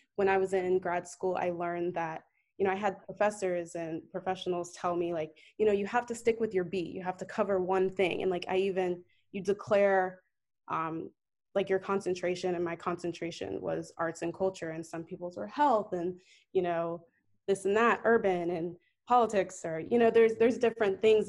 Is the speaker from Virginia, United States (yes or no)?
yes; Northern Virginia, United States; moved away as an adult; also born or lived in New York; now in Atlanta, United States; I'm originally from Northern Virginia